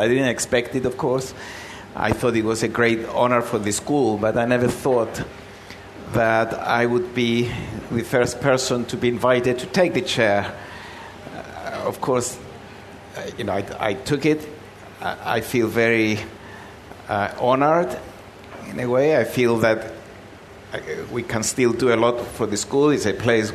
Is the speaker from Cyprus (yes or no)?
yes; Nicosia, Cyprus; moved away as an adult; now in London, United Kingdom; I came from Cyprus to do a quick degree and go back and work in my father's shop in Nicosia